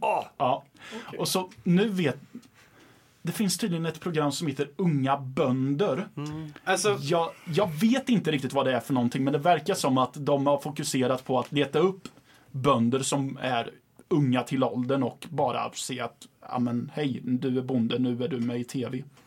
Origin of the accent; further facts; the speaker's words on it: Ydre, Östergötland, Sweden; det är folk ifrån min hemort som tittar på det också. Och jag menar, vill de besöka och se hur det är på en bondgård så kan de åka ut några mil och mm. säga hej till bonden de förmodligen känner för att alla känner alla i lilla Ydre